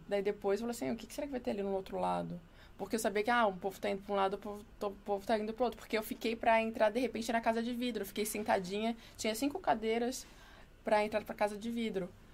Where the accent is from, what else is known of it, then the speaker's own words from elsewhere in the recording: Florianópolis, Santa Catarina, Brazil; moved away as an adult; now in São Paulo, Brazil; Manezinha da ilha.